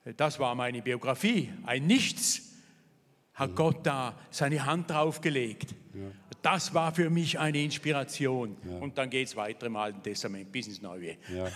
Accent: Thurgau, Switzerland; also born or lived in Vevey; ich bin aufgewachsen hier in der Nähe, im Thurgau in nichtchristlichem Elternhaus

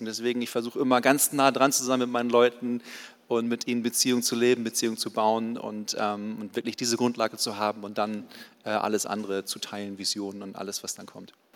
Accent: Baden-Württemberg, Germany; bei uns in Baden-Württemberg

